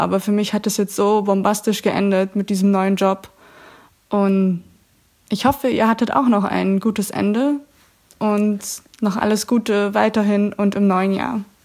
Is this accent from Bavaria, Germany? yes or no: yes; Augsburg, Bavaria, Germany; moved away as an adult; now in Netherlands; Ich komme ursprünglich aus Augsburg und wohne seit Juni 2019 in den Niederlanden